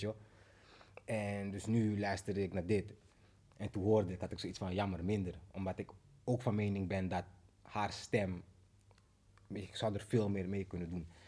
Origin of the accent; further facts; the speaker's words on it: Amsterdam, North Holland, Netherlands; geboren in Amsterdam, Zuidoost